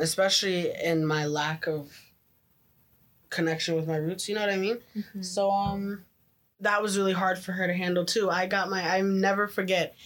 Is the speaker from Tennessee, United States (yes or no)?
yes; Memphis, Tennessee, United States; now in Oakville, Canada; I came from the hood, the ghetto. I was from Memphis